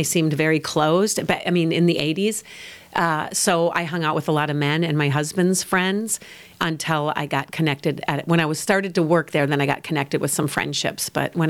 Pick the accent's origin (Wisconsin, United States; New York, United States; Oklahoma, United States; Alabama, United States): Wisconsin, United States; La Crosse; accent: Northern nasal from Wisconsin; moved away as an adult; also born or lived in Madison, Wisconsin / Boston, Massachusetts; now in Kansas City, United States; I grew up in La Crosse, Wisconsin.